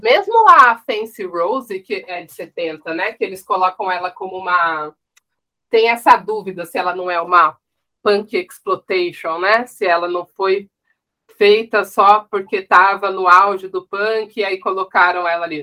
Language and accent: Portuguese; São José dos Campos, São Paulo, Brazil; nascida em São Paulo, mas cresci no interior, em São José dos Campos.